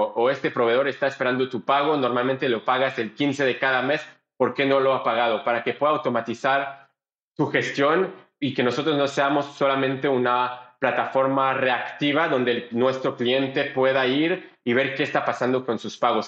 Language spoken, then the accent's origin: Spanish; Belgium; Spanish is a second language; moved away as an adult; also born or lived in Boston, United States / Panama / Israel / Colombia; now in Mexico; mi familia se mudó de Bélgica a Israel